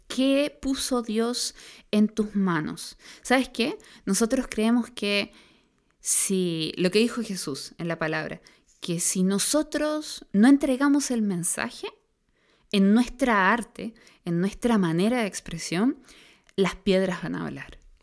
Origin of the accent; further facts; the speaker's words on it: Concepción, Biobío, Chile; Nosotros vivimos en una cultura chilena y más específicamente los que somos aquí de Conce, una cultura penquista